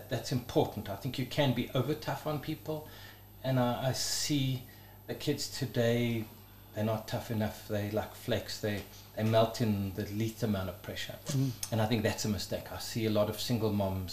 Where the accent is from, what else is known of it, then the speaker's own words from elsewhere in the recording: Johannesburg, Gauteng, South Africa; we grew up in Blegauri, when it was still Bosveld, like where Four Ways used to be, just Bushveld. Grew up in Parkhurst as a start, and then we moved out into the wilderness